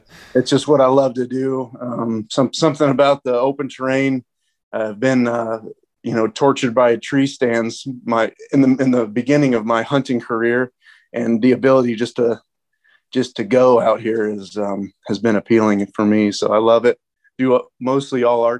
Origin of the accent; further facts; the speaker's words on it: Ohio, United States; moved away as an adult; also born or lived in Fairbanks, Alaska; now in South Dakota, United States; I grew up in Ohio, hunted whitetails most of my life